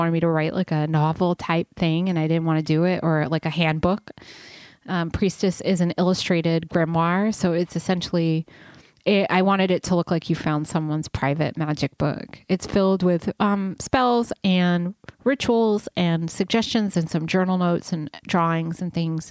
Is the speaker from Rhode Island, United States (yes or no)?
yes; Rhode Island, United States; also born or lived in New York; now in Los Angeles, United States; I'm from the East Coast of Rhode Island, and then I moved to New York briefly, and then I like came out here